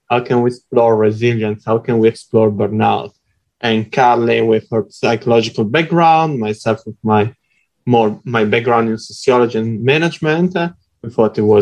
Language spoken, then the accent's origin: English; France; also born or lived in Italy; As you can guess from my accent, I'm European. So, I grew up between France and Italy.